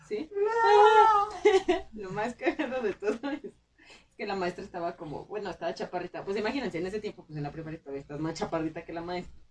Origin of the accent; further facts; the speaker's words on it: Pedro Escobedo, Querétaro, Mexico; mi pueblo se supone que es del, o sea, está la feria del grano y la cantera